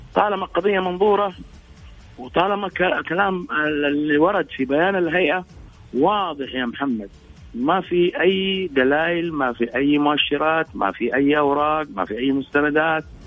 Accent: Saudi Arabia; كلنا كسعوديين

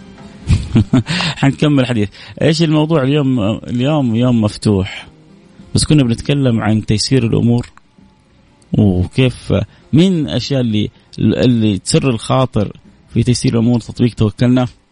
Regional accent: Saudi Arabia; عندنا في السعودية

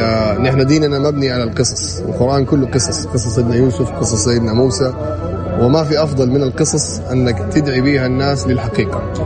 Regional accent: Saudi Arabia; also born or lived in United States; نحن كسعوديين

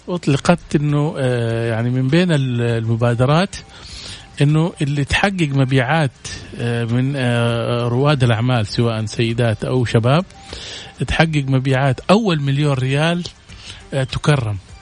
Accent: Saudi Arabia; عندنا في السعوديه

